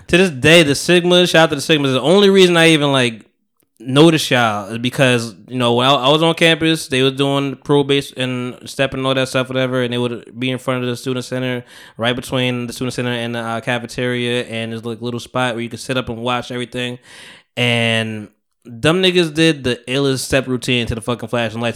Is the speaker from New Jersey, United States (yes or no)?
yes; Bogota, New Jersey, United States; now in South Jersey, United States; I went to Bogota, which is my hometown